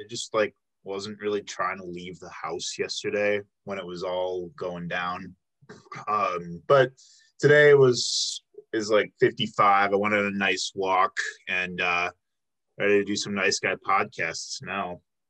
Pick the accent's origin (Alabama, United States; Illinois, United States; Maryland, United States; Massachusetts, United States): Illinois, United States; Flossmoor; now in Milwaukee, United States; I grew up in Flossmoor, which is right next to Homewood.